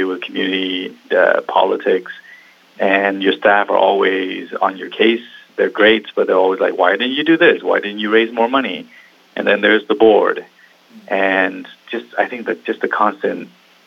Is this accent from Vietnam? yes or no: yes; Vietnam; now in Seattle, United States; I was born in Vietnam, and my family, we left Vietnam in 89. And it came over here